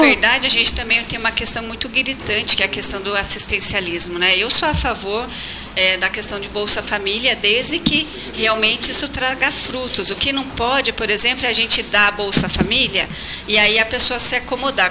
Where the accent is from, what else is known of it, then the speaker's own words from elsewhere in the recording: Votorantim, São Paulo, Brazil; moved away; also born or lived in Pelotas, Rio Grande do Sul; lá na minha cidade, em Votorantim, interior de São Paulo